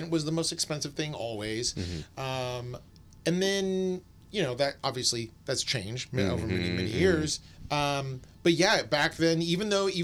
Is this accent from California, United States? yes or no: yes; Sacramento, California, United States; moved away as an adult; now in San Francisco, United States; growing up in Sacramento